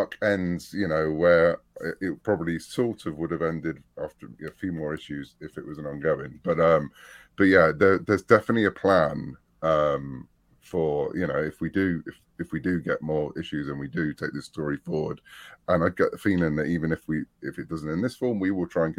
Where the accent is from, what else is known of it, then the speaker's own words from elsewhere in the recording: United Kingdom; I was brought up on Doctor Who in the UK